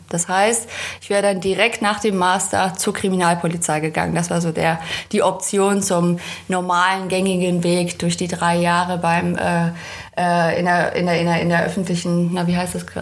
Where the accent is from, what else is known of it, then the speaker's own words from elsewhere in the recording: Münster, North Rhine-Westphalia, Germany; moved away as an adult; now in Cologne, Germany; 2014 bin ich nach Köln gezogen. Zudem bin ich auch noch umgezogen. Ich komme aus Münster in Westfalen